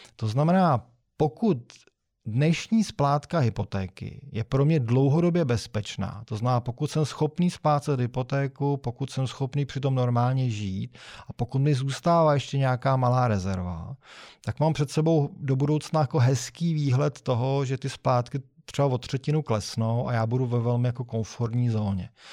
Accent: Czechia; my jsme v Češi

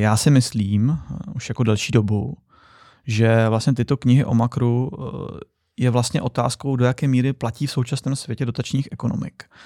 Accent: Czechia; My jsme jako Češi

